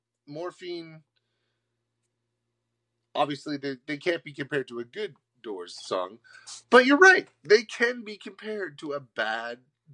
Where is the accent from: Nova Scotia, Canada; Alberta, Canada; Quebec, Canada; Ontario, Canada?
Nova Scotia, Canada; You're from BC. I'm from Nova Scotia. Coast to coast.